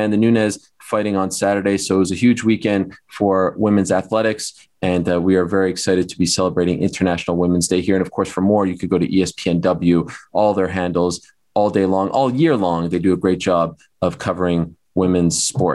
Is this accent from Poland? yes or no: no; Canada; I'm from Canada